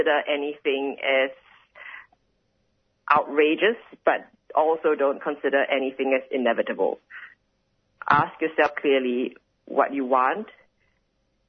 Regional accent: Singapore; now in Australia

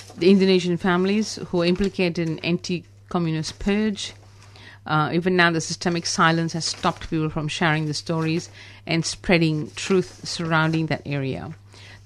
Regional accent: India; being Indian

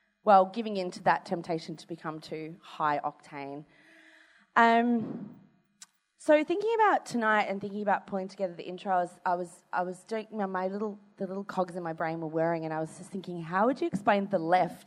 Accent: Australia; And plus we're Australian.

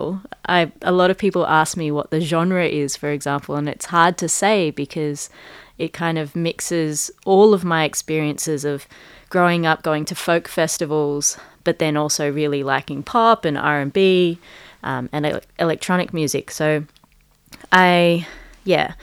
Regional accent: Adelaide, South Australia, Australia; first language Punjabi; English is a second language; I grew up in Adelaide

